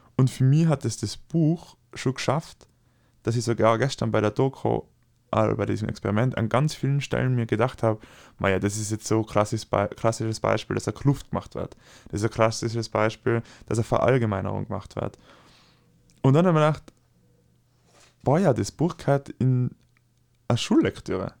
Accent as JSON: {"language": "German", "country": "Austria", "said": "ich als Österreicher"}